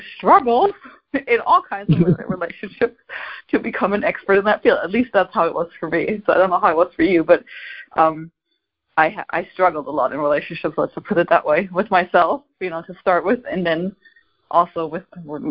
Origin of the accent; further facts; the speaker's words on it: Germany; moved away; I'm from Germany originally